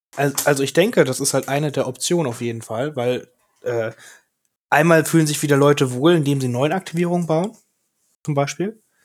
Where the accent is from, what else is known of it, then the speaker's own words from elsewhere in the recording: Germany; wir als Deutsche